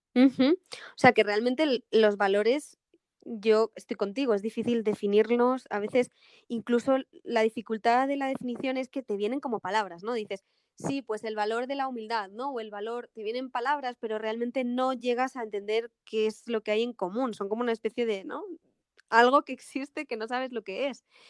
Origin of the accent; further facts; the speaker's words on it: Spain; soy española